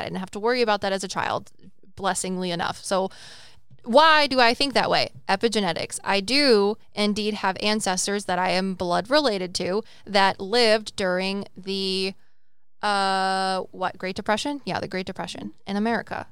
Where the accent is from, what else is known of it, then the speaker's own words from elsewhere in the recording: United States; I'm American, so that's a culture, right?